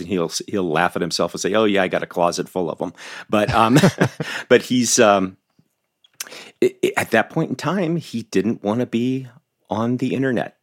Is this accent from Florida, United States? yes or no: yes; Southern Florida, United States; moved away as an adult; growing up in Southern Florida